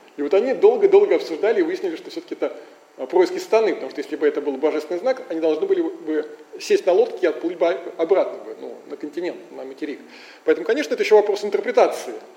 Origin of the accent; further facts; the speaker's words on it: Russia; мы, конечно, из России